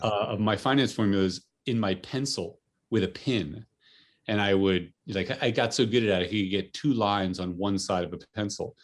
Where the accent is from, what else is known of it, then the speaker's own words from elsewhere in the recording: New Jersey, United States; I grew up in, uh, for the most part, in New Jersey